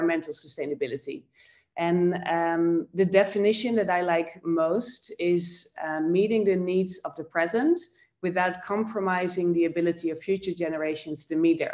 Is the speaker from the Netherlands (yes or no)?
yes; Netherlands; moved away as an adult; also born or lived in Amsterdam / Tokyo; now in Sydney, Australia; I am born and raised in the Netherlands, in Europe